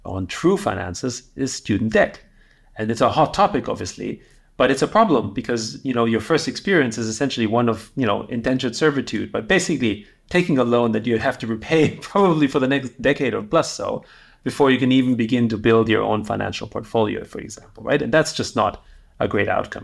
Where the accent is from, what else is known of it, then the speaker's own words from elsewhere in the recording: Austria; moved away; I grew up in Austria, um, in the seventies and eighties